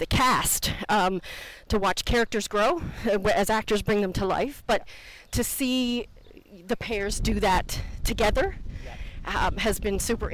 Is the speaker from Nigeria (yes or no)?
no; Cape Breton Island, Nova Scotia, Canada; moved away as an adult; now in Dunedin, New Zealand; I am from Canada, from the east coast of Canada, from a little island called Cape Breton Island.